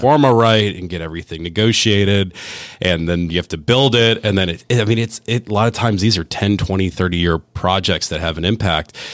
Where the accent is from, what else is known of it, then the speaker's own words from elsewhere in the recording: Cleveland, Ohio, United States; moved away; I'm from Cleveland originally.